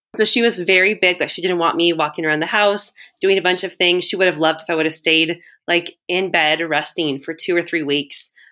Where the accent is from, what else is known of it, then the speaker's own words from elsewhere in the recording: California, United States; moved away as an adult; now in Guatemala; I'm originally from California